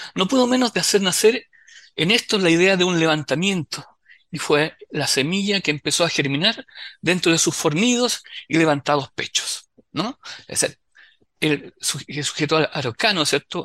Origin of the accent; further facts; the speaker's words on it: Concepción, Biobío, Chile; nosotros somos penquistas